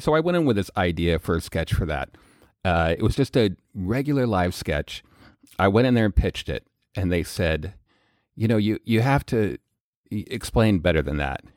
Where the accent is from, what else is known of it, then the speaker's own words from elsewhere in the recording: Colorado, United States; also born or lived in Missouri; I grew up in Colorado